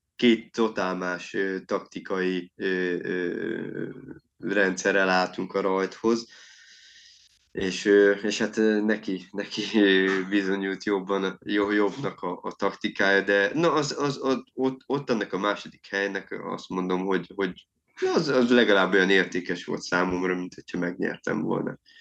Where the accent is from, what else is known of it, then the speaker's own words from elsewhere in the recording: Szeged, Csongrád-Csanád, Hungary; én például ugye szegedi vagyok